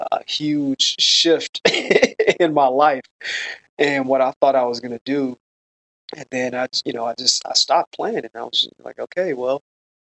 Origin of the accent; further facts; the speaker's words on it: Chicago, Illinois, United States; moved away as an adult; also born or lived in Los Angeles, United States; Originally, I'm from Chicago